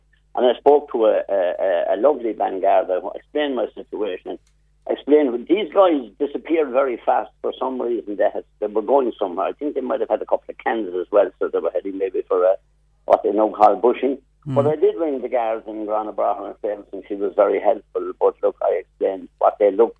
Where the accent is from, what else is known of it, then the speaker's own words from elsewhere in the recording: Blarney, Munster, Ireland; Growing up in Blarney long ago